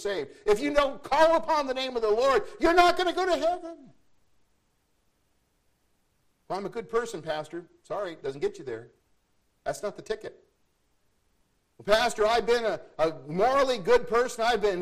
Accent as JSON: {"language": "English", "country": "United States"}